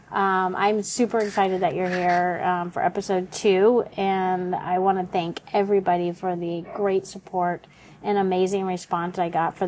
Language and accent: English; Oklahoma, United States; moved away as an adult; also born or lived in California; I grew up in Oklahoma, but ended up in college in California